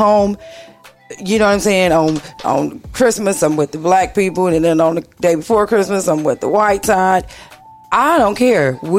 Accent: Michigan, United States; I'm from Michigan.

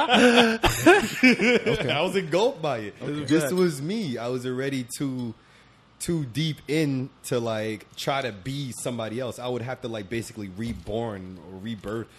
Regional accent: Jamaica; I'm Jamaican

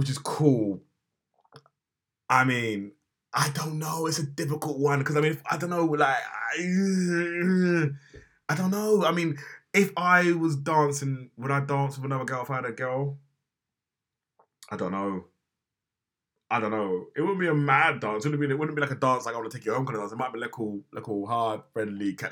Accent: Jamaica; as a Jamaican

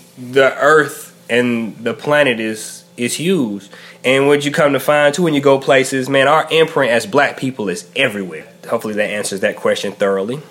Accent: Macon, Georgia, United States; also born or lived in Savannah, Georgia / Albany, Georgia; now in Raleigh, United States; I hail from Macon, Georgia, currently in Raleigh, North Carolina

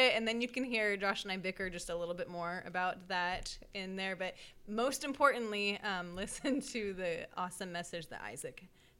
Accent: Merced, California, United States; I was born in Merced in the Central Valley

